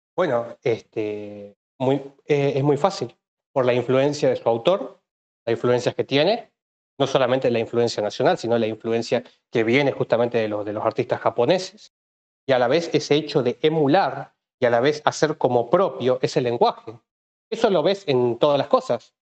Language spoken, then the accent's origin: Spanish; Tucumán, Argentina; yo soy tucumano en realidad, de hecho justo estoy hablando en Tucumán.